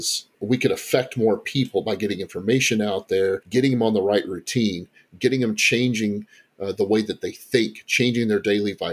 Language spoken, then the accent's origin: English; Texas, United States; moved away as an adult; also born or lived in Kentucky; now in Central Kentucky, United States; I was born and raised in Texas, but came here back in 2002 with some family